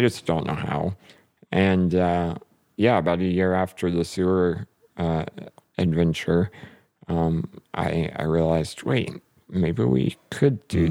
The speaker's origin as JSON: {"language": "English", "region": "North Carolina", "country": "United States", "tie": "born or raised there", "moved": "as an adult", "lives_now": "Fort Wayne, United States", "said": "I grew up in North Carolina"}